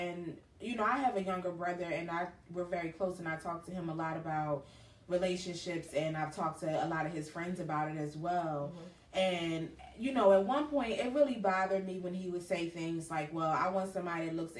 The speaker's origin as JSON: {"language": "English", "town": "Philadelphia", "region": "Pennsylvania", "country": "United States", "tie": "born or raised there", "said": "I grew up in Southwest Philly. So I didn't grow up in an area that was like mixed or anything."}